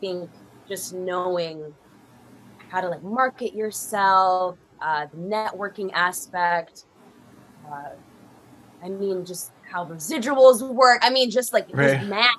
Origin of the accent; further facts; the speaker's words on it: Florida, United States; I'm originally from Florida